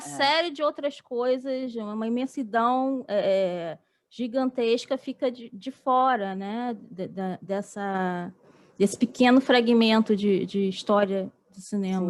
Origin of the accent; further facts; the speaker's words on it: Rio, Rio de Janeiro, Brazil; a gente é do, é do Rio